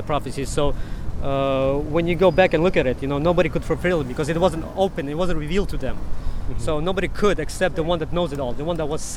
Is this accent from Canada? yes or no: no; Ukraine; now in United States; I was born in Ukraine.